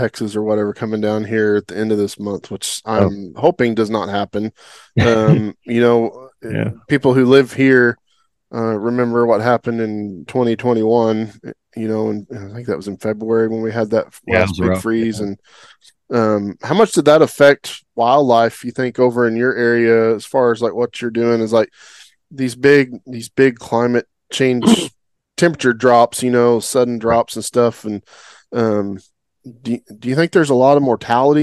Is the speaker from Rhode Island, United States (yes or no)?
no; Oklahoma, United States; now in Texas, United States; growing up in Oklahoma